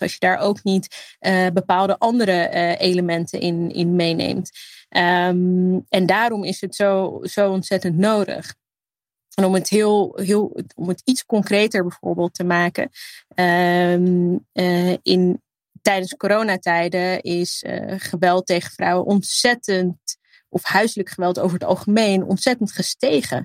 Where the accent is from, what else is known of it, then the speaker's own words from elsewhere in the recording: Netherlands; mijn roots liggen in Libië. Eh, en het, hier opgroeien, eh, en, eh, eigenlijk daar een groot gedeelte van mijn familie hebben